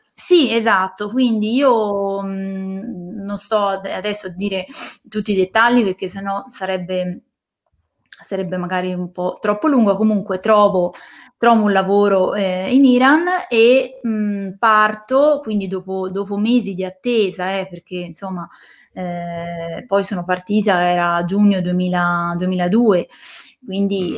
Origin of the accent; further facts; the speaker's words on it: Siena, Tuscany, Italy; moved away as an adult; now in Valdarno, Italy; Io sono di Siena